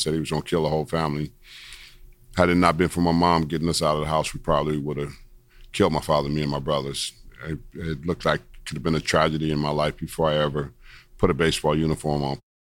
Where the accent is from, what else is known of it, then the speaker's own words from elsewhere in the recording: Los Angeles, California, United States; I was born in Los Angeles, California, 1962